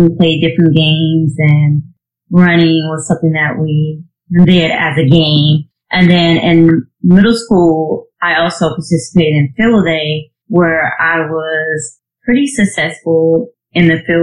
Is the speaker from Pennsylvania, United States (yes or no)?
no; Georgia, United States; moved away as an adult; now in South Carolina, United States; I'm originally from Georgia, but now I live in South Carolina